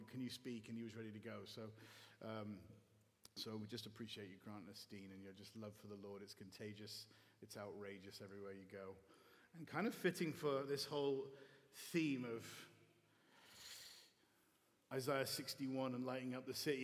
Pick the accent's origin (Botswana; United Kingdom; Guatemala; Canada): United Kingdom; Bath, South West England; moved away as an adult; now in Chicago, United States; in the wonderful city of Bath. This is my hometown, so it's very, very dear to my heart